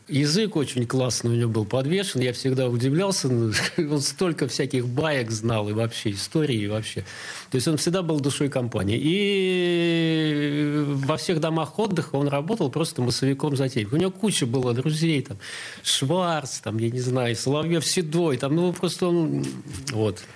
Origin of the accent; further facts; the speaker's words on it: Saint Petersburg, Russia; also born or lived in Sestroretsk; А потом моим родителям дали квартиру в Ленинграде, и мы успешно, я надеюсь, переехали.